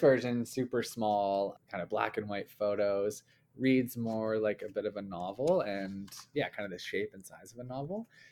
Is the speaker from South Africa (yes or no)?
no; Calgary, Alberta, Canada; we grew up in Calgary, uh, in Canada here